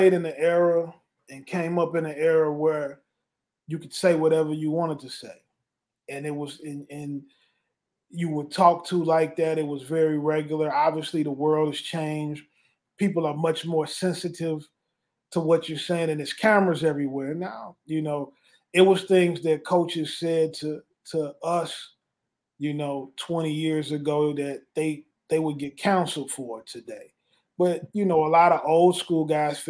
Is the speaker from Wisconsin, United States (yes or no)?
no; St. Louis, Missouri, United States; I grew up in St. Louis